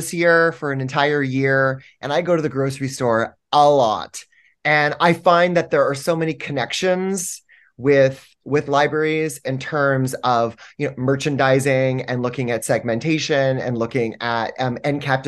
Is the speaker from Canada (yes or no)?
yes; Canada; moved away as an adult; now in New York City, United States; I'm from Canada originally, and I've been living in the United States for 14 years.